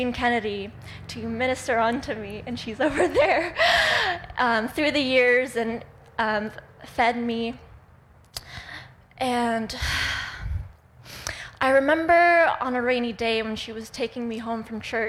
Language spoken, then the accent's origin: English; Russia; moved away; I was born in Russia